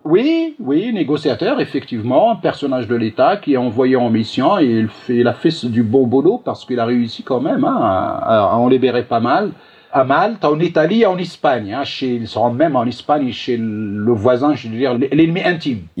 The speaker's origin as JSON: {"language": "French", "country": "Morocco", "said": "chez nous au Maroc"}